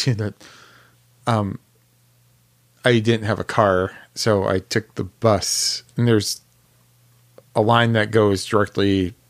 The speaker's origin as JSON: {"language": "English", "town": "Detroit", "region": "Michigan", "country": "United States", "tie": "born or raised there", "said": "I've lived in Detroit all my life, I know where to go, where not to go."}